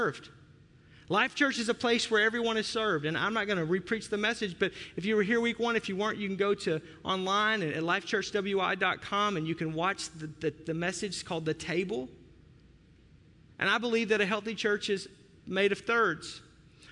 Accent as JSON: {"language": "English", "region": "the South", "country": "United States", "tie": "born or raised there", "moved": "yes", "lives_now": "Wisconsin, United States", "said": "I grew up in the South."}